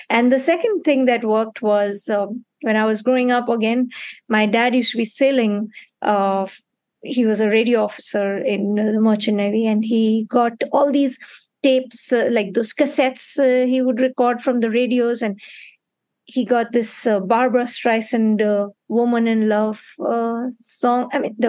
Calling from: Mumbai, Maharashtra, India; I'm calling in from Mumbai at this point, but I'll be very soon close to where you are in Belgium.

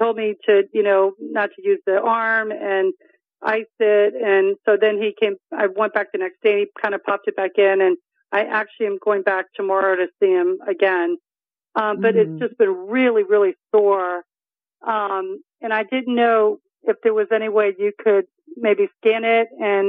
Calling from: Delray Beach, Florida, United States; I'm in South Florida, in Delray Beach.

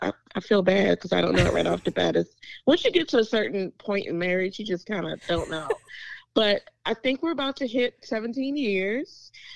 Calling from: Chesterfield, Virginia, United States; I am calling from Chesterfield, Virginia, a little bit outside of Richmond, Virginia.

